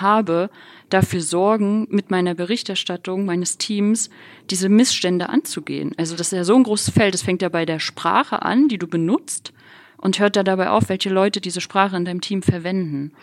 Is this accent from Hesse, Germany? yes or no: no; Rostock, Mecklenburg-Vorpommern, Germany; moved away; ich bin halt in Rostock aufgewachsen, war Oss, bin Ossi